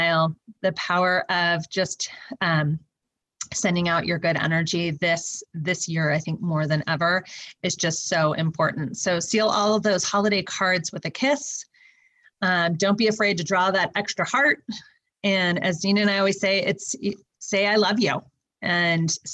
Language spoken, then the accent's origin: English; California, United States; because I'm from California